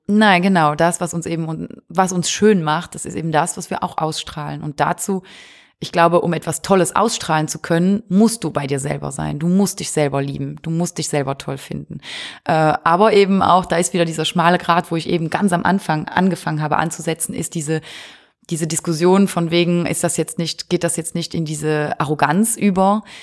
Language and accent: German; Wallonia, Belgium; Ostbelgien, wir sind aus Ostbelgien